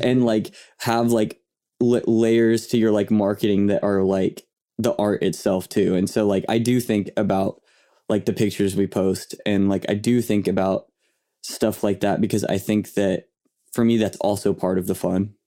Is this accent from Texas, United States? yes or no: no; Yukon, Oklahoma, United States; also born or lived in Bethany, Oklahoma; I grew up in, uh, in Yukon.